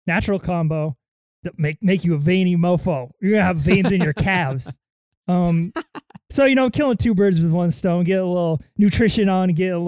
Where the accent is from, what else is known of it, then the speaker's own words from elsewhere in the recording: San Diego, California, United States; also born or lived in Chicago / New York City; I'm from Southern California too. I'm a San Diego Beach boy.